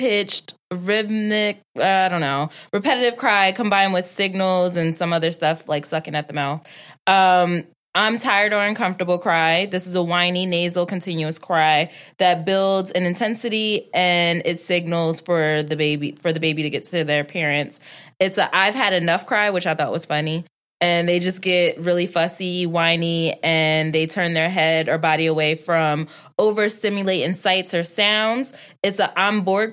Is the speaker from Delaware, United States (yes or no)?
yes; Delaware, United States; Growing up in Delaware was rough